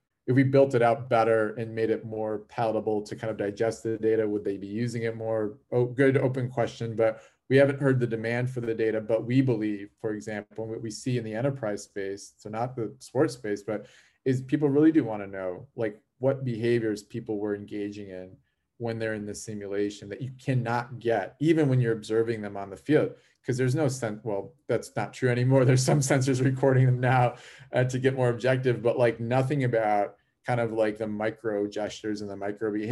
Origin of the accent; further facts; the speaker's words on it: Chicago, Illinois, United States; I was born and raised in Chicago, in the Chicago area